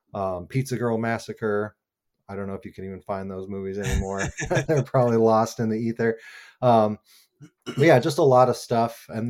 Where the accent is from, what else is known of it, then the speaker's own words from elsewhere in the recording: Albuquerque, New Mexico, United States; I grew up in New Mexico in Albuquerque, which has a really cool like independent film scene and theater scene.